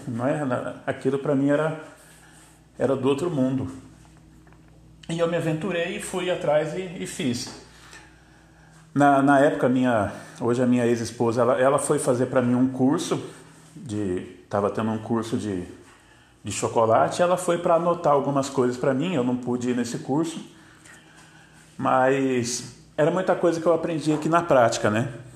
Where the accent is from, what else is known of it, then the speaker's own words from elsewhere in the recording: São José dos Campos, São Paulo, Brazil; eu sou de São José dos Campos, São Paulo